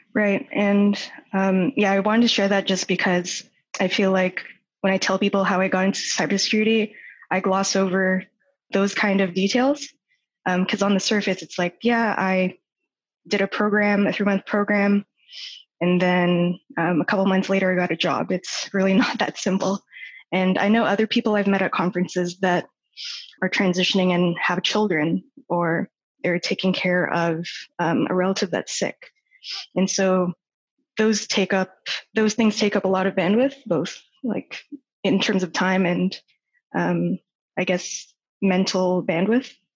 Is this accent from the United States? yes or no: no; Toronto, Ontario, Canada; moved away as an adult; also born or lived in Vancouver / Calgary; I was born and raised in Toronto, and that's where I currently am.